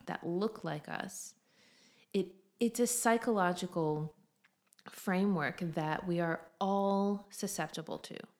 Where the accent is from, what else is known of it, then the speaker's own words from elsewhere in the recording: United States; moved away as an adult; now in Australia; as an American